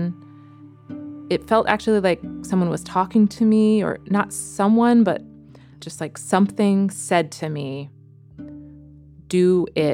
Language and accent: English; United States; moved away as an adult; also born or lived in New York City; now in Netherlands; I'm an American woman, and I live in Holland